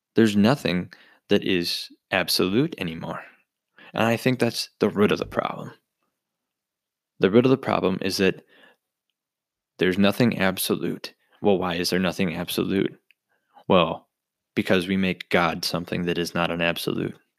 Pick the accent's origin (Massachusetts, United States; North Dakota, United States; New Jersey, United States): North Dakota, United States; Bismarck; Born and raised in Bismarck, North Dakota